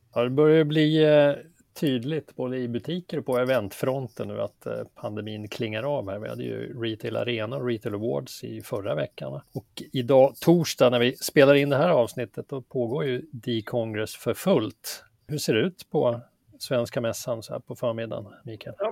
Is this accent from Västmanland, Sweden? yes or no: yes; Västerås, Västmanland, Sweden; Västerås klarade sig bäst då, min hemstad